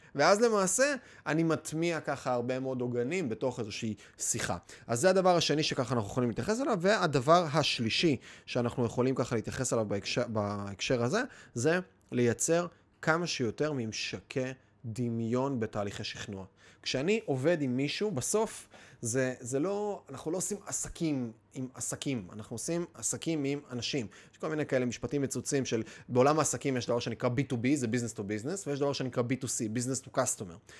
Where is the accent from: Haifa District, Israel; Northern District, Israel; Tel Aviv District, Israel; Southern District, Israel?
Haifa District, Israel; Kiryat Bialik; גדלתי בקריית ביאליק, גדלתי בקריות